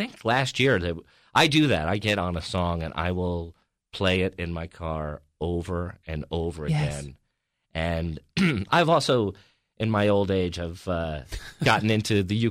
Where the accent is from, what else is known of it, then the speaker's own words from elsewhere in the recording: New York, United States; because I grew up in outside of New York City